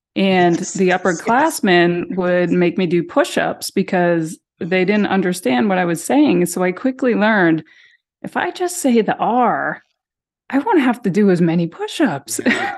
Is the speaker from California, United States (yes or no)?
no; Hanson, Massachusetts, United States; But growing up in Hanson, Massachusetts is where we're from, was great. There wasn't a whole lot to do other than play sports.